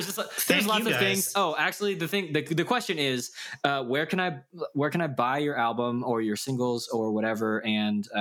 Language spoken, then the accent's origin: English; United States; we are Korean American